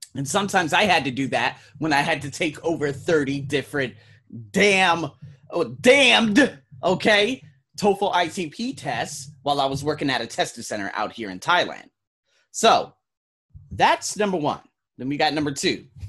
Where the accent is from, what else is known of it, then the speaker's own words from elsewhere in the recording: Nevada, United States; I'm from Nevada